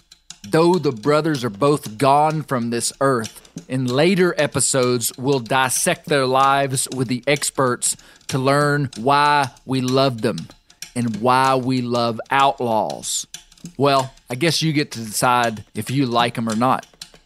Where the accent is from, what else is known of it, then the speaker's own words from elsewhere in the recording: Mena, Arkansas, United States; You see, I grew up in Mena, Arkansas, in the western Ouachitas.